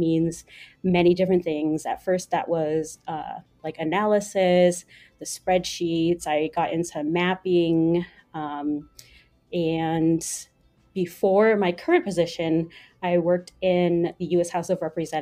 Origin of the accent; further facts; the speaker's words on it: United States; also born or lived in New York; I am Vietnamese American